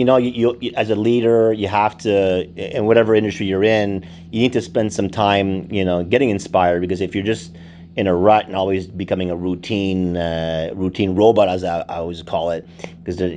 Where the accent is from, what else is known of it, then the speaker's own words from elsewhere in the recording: Montreal, Quebec, Canada; moved away; I was emerging from Montreal, and I moved here in 91.